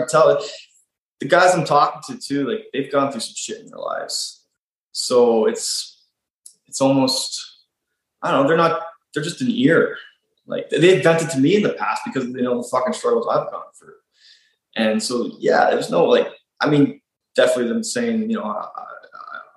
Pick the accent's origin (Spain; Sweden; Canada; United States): Canada; Nova Scotia; moved away as an adult; also born or lived in Ontario; I grew up out in Nova Scotia, and then I moved to Ontario for school when I was 18.